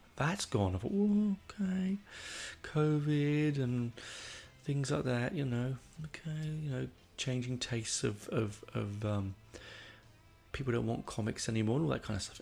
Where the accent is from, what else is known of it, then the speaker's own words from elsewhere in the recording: London, United Kingdom; moved away; I grew up on the Northern Line, which is a shithole of a of a train line